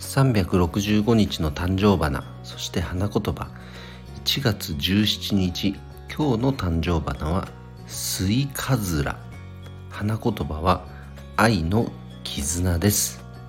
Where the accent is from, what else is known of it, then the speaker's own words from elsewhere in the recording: Nagano, Japan; 地元長野にはね、三歳駅という駅があるんですよ